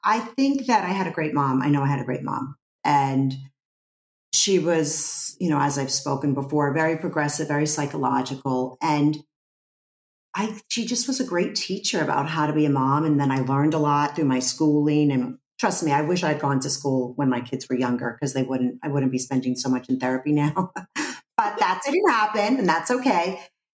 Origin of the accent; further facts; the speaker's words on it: New York City, New York, United States; growing up in Brooklyn, people weren't really into facades in Brooklyn.